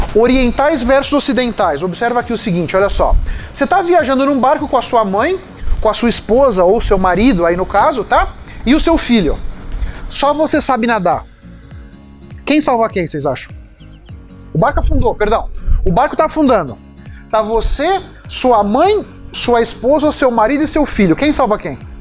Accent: São Paulo, Brazil; also born or lived in Bahia; eu nasci, eu sou baiano, mas fui criado aqui em São Paulo

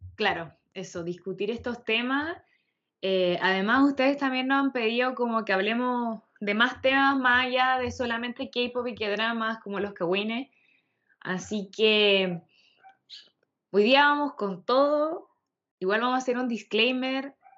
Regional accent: Chile; como artistas chilenos

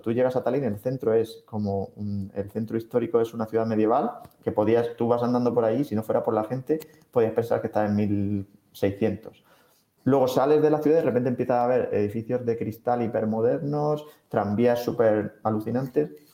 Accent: Region of Murcia, Spain; moved away as an adult; now in Estonia; yo vengo de Murcia

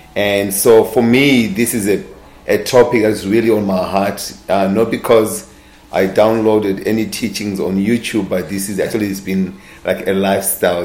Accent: Zimbabwe; born and raised in Zimbabwe

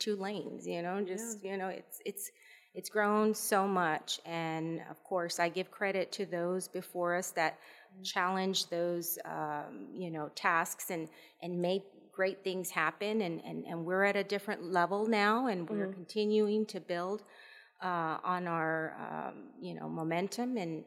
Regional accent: Rio Grande City, Texas, United States; I'm from Rio Grande City.

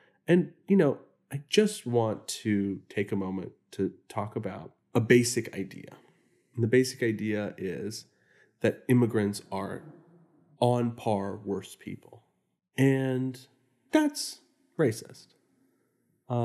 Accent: Houston, Texas, United States; The immigrant communities that I grew up in Houston, Texas, weren't more violent.

